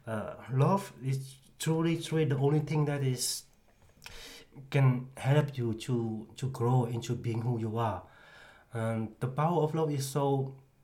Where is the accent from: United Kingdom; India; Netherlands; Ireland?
Netherlands; 's-Hertogenbosch, North Brabant; I am from Den Bosch